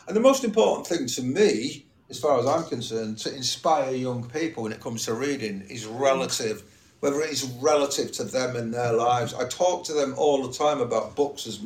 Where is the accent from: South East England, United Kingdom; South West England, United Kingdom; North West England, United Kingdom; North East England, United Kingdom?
North West England, United Kingdom; Manchester; born or raised there